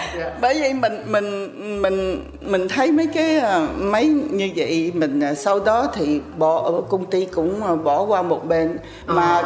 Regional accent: Vietnam; moved away; also born or lived in France; mình sinh ở Việt Nam

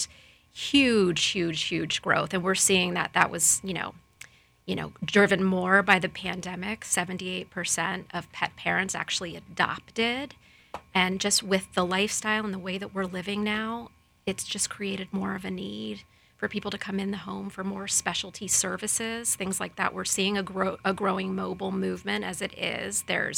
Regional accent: Lakeland, Florida, United States; Born and raised in Lakeland, Florida

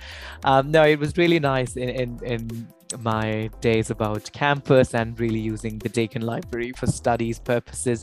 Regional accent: Ambala, Haryana, India; moved away as an adult; also born or lived in Melbourne, Australia; where I come from Ambala

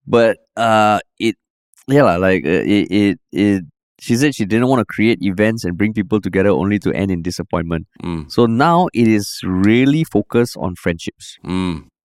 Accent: Singapore

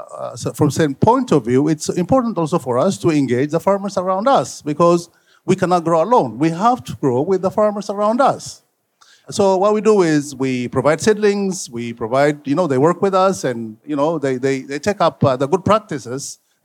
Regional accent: Ethiopia; I'm from Ethiopia

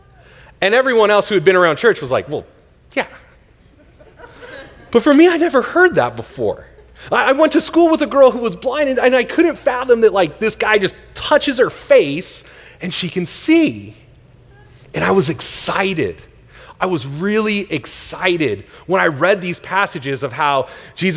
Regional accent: Northern California, United States; now in Tempe, United States; I grew up in Northern California.

